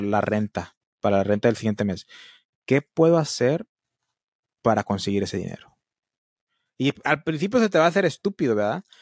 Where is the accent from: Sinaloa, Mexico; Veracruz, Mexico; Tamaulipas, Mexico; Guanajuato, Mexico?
Tamaulipas, Mexico; Matamoros; aquí donde yo vivo, donde vive mi mamá, aquí en Matamoros